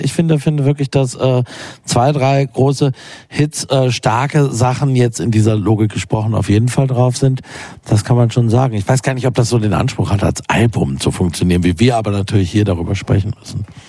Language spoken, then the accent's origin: German; Berlin, Germany; als Berliner